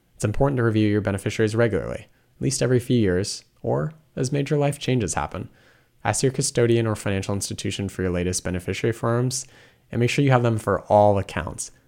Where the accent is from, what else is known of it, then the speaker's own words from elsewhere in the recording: Washington, United States; moved away; I'm originally from Washington State